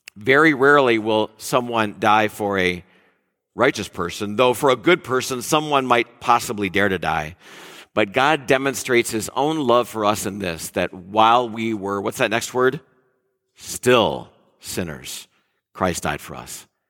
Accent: Detroit, Michigan, United States; moved away as an adult; also born or lived in Mill Valley, California; I'm from Detroit area

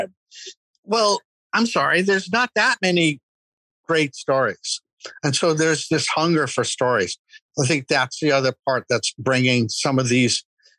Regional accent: the West, United States; I'm a Westerner. And there's I was born in the West

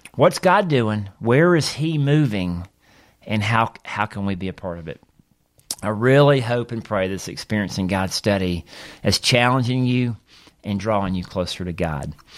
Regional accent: Mississippi, United States; as a young boy growing up in Mississippi

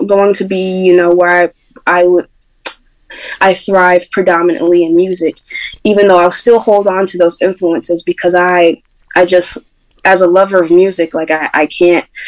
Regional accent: Syracuse, New York, United States; growing up in Syracuse, New York, and growing up in New York in general

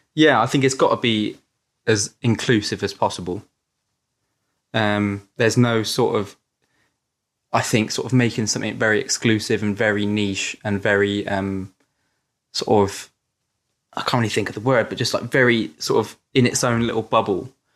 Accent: Yeovil, South West England, United Kingdom; also born or lived in Crewkerne; I was born in Crewkerne, a little town in Somerset, um, and then I sort of moved to Yeovil when I was a bit older, which is also in Somerset.

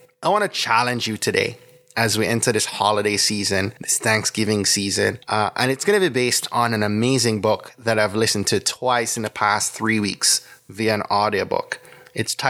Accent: Jamaica; now in United States; a Jamaican born migrant and someone who's been a US citizen for the last 15 years

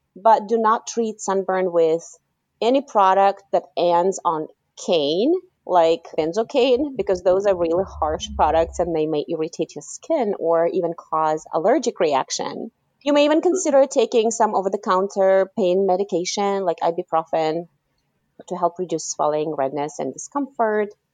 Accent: Kazakhstan; moved away; I was born in Kazakhstan, and um, growing up, you know, in the '90s in Kazakhstan

